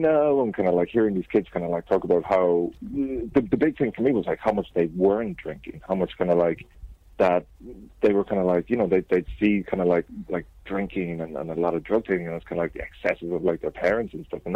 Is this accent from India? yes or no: no; Cork, Munster, Ireland; now in London, United Kingdom; I'm from Cork, but I'm living in London.